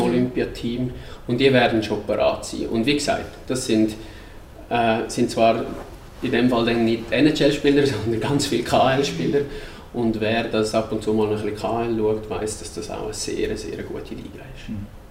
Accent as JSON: {"language": "German", "country": "Switzerland", "said": "bei uns in der Schweiz"}